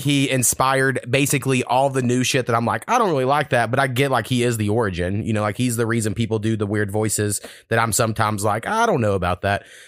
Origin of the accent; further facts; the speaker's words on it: Oklahoma, United States; I grew up in Oklahoma